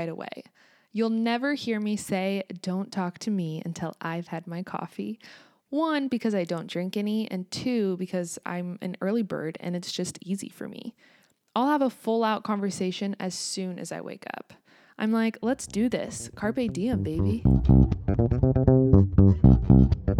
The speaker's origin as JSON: {"language": "English", "country": "United States", "also_born_or_lived": "Kansas"}